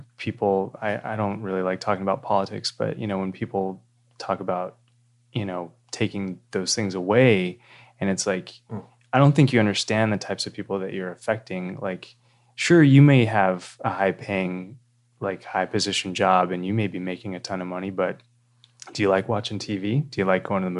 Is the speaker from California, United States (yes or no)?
yes; Fresno, California, United States; now in San Diego, United States; I was born in Central California, the Fresno area